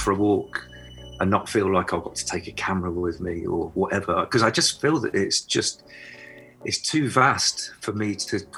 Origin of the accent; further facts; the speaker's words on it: Nottingham, East Midlands, United Kingdom; now in Cornwall, United Kingdom; growing up in Nottingham, and then Sherwood Forest was my playground